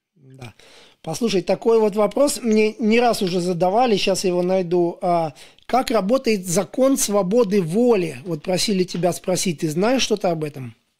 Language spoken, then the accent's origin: Russian; Daugavpils, Latgale, Latvia; я вот сам из Даугупилса